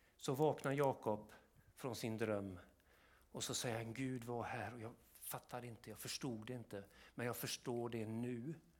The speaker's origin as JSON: {"language": "Swedish", "town": "Kungsbacka", "region": "Halland County", "country": "Sweden", "tie": "born or raised there", "said": "nere i Kungsbacka där jag växte upp"}